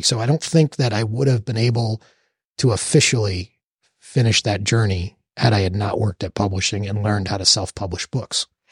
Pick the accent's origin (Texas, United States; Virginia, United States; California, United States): Texas, United States; also born or lived in New York; growing up in New York and moving at a young age to Texas